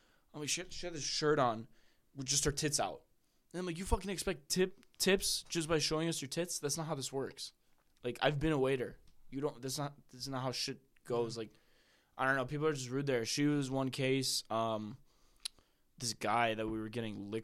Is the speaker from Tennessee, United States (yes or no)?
no; Chicago, Illinois, United States